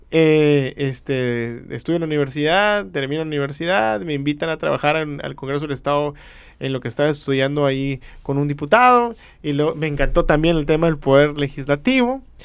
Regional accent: Mexicali, Baja California, Mexico; soy de aquí, de Mexicali

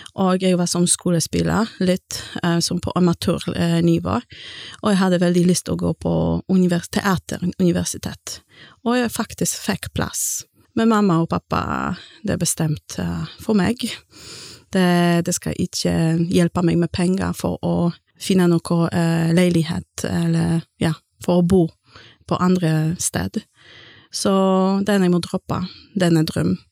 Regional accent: Gdańsk, Pomeranian Voivodeship, Poland; first language Polish; Norwegian is a second language; moved away as an adult; also born or lived in England; now in Stord, Norway; kommer fra Polen, og jeg kommer fra Gdansk-området, og jeg flyttet til Norge i 2006.

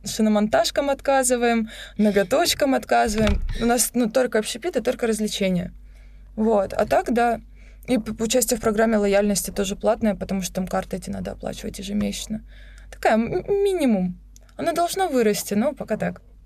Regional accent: Rostov-on-Don, Rostov Oblast, Russia; moved away as an adult; also born or lived in Krasnodar / Moscow; now in Sochi, Russia; я же из Ростова, я уже жила в Краснодаре

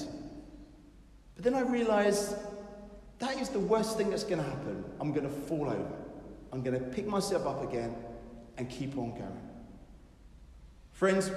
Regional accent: England, United Kingdom; We are English after all

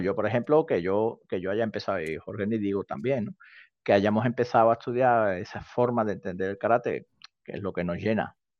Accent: Seville, Andalusia, Spain; soy sevillano, sevillano

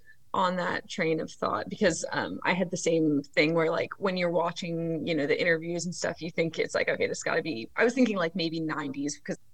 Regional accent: Maryland, United States; growing up in Maryland on the East Coast

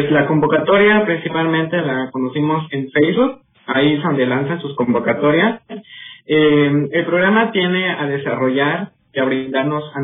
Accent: Othón P. Blanco, Quintana Roo, Mexico; now in Chetumal, Mexico; Soy de una comunidad de eh, del mismo Botón de Blanco, este, pero estoy estudiando en el campus Chetumal Bahía, este, pues radico ahorita actualmente en Chetumal, estoy en Chetumal

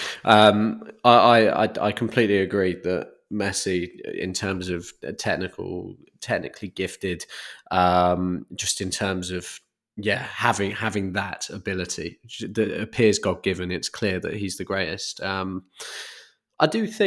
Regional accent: United Kingdom; as a Brit

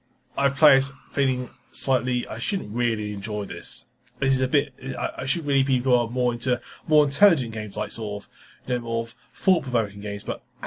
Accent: United Kingdom; We're British

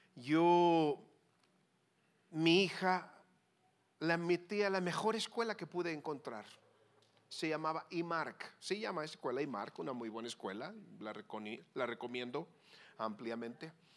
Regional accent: Mexico; moved away as an adult; now in Hermosillo, Mexico; mi tierra mexicana.

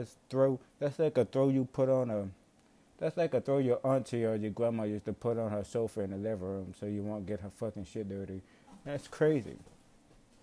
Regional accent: Marrero, Louisiana, United States; I come from Marrero, Louisiana

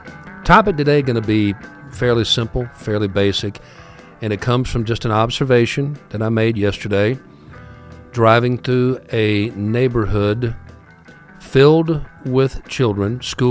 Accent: Ohio, United States; In the neighborhood that I grew up in Ohio, we never, ever, ever were bored.

